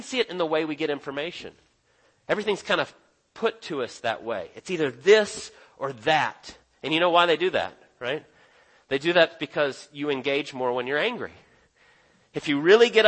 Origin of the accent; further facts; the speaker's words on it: Texas, United States; now in Dawsonville, United States; I was born in Texas and lived there for a while